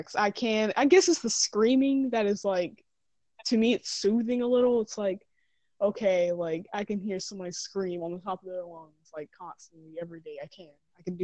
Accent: South Carolina, United States; I am from South Carolina

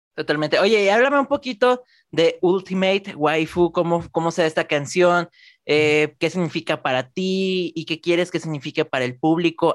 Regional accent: Guadalajara, Jalisco, Mexico; yo soy de Guadalajara, México

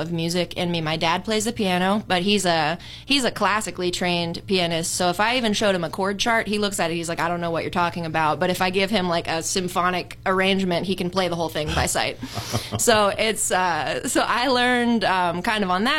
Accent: Hampton, Pennsylvania, United States; moved away as an adult; also born or lived in Wexford, Pennsylvania / Las Vegas, Nevada / New York City, New York; I grew up in Hampton, and then went to high school in Pine Richland and spent the rest of my time in Wexford, and then I went to college at Point Park, so I'm a Pittsburgher

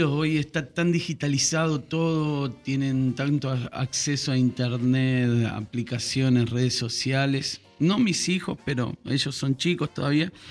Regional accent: Buenos Aires, Argentina; also born or lived in Unquillo / Brazil / Rosario; now in Córdoba, Argentina; Eh, nací en Unquillo, pero me crié en Buenos Aires.

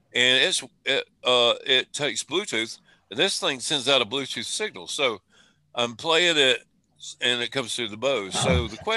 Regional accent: South Carolina, United States; I said guitar because I'm from South Carolina

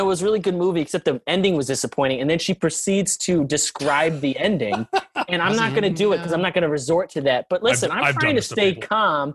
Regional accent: Trumbull, Connecticut, United States; We're from Trumbull

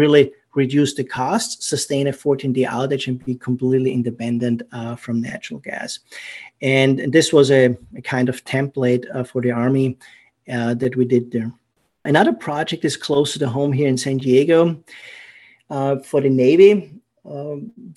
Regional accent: Austria; accent: German; English is a second language; moved away; it's a German accent. I'm from Austria originally

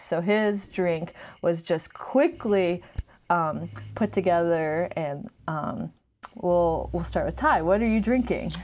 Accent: Glen Burnie, Maryland, United States; also born or lived in Virginia / Germany; Noelle and I were both born in Virginia, and then we moved to Germany. But then most of our lives, we grew up ten minutes outside of Baltimore

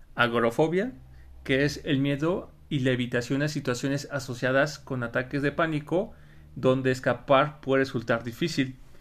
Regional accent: Mexico; Un pavo o guajolote, ¿no? Como le decimos en México

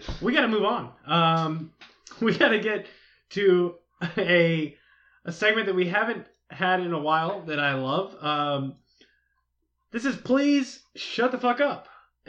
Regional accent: Austin, Texas, United States; I grew up in Austin.

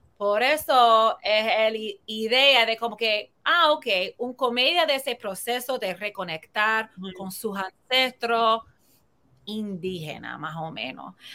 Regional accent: New Jersey, United States; Spanish is a second language; moved away as an adult; also born or lived in New York / Miami; now in Puerto Rico; Yo me creí en New Jersey y también viví en Nueva York y Miami antes de Puerto Rico

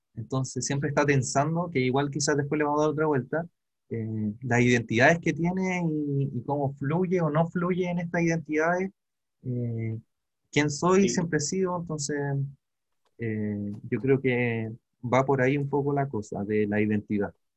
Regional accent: Chile; yo también crecí en Pobla

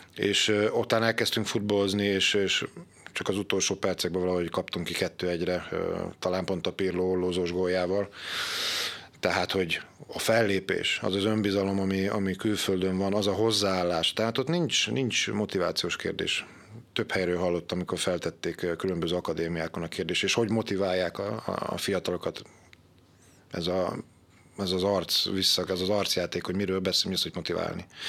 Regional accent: Győr, Győr-Moson-Sopron, Hungary; Én, ahol fölnőttem Szabadhegyen, a Szőnyi úton, a hármastó mellett

